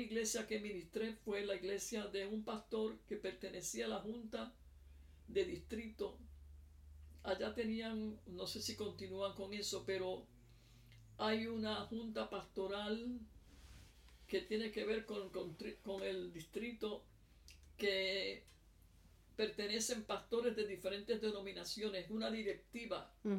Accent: Puerto Rico; now in South Africa; yo soy de Puerto Rico, pero vivo en Sudáfrica.

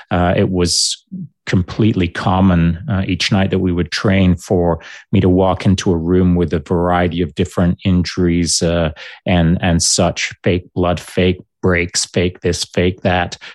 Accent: Grande Cache, Alberta, Canada; I was lucky that when I was growing up in Grande Cache, my dad had um, not insisted, but encouraged me

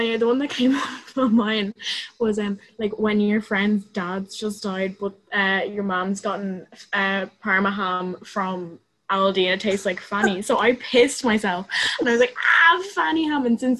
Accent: Malahide, Leinster, Ireland; I'm from Malahide.

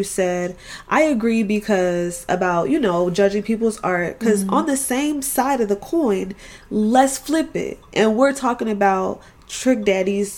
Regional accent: Florida, United States; I'm from Florida

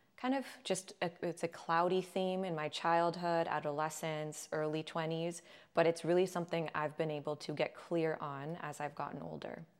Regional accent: Agoura Hills, California, United States; I grew up in Agoura Hills, California

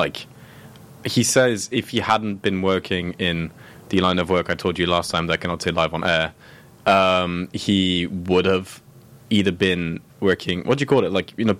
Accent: Grasse, Provence-Alpes-Côte d'Azur, France; I was born in Grasse, in France.

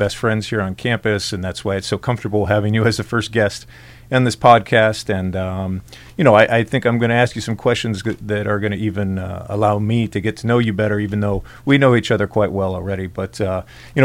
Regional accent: San Diego, California, United States; I grew up in San Diego

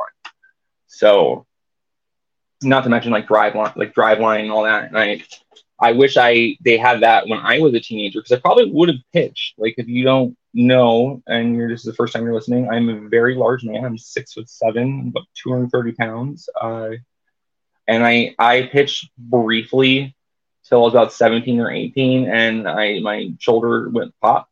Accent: Tucson, Arizona, United States; I grew up in Southern Arizona in the Tucson area

